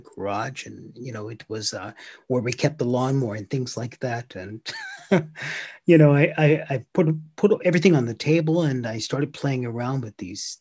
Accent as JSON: {"language": "English", "country": "United States", "moved": "as an adult", "lives_now": "Finland", "said": "I'm an American, but I've been here a long time"}